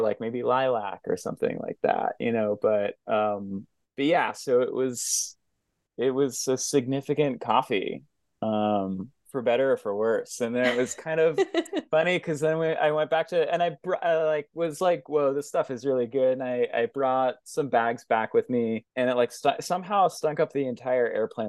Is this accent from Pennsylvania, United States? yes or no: yes; Philadelphia, Pennsylvania, United States; also born or lived in Framingham, Massachusetts; now in Maine, United States; I mostly grew up in the Northeast Philadelphia neighborhood of Philadelphia